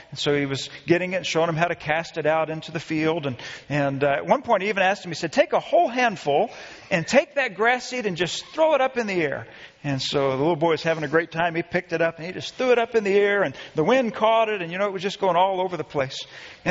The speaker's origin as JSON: {"language": "English", "town": "Friendswood", "region": "Texas", "country": "United States", "tie": "born or raised there", "said": "I grew up in Friendswood, Texas"}